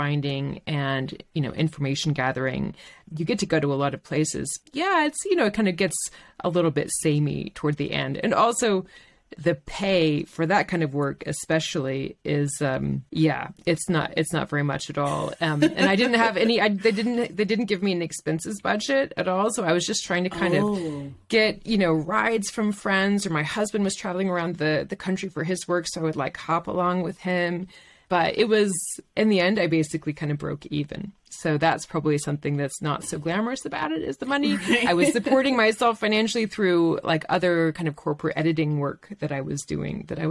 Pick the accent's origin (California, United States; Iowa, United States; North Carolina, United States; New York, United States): North Carolina, United States; Chapel Hill; moved away as an adult; also born or lived in French Alps; now in France; I grew up in Chapel Hill, North Carolina, in a very sort of steady place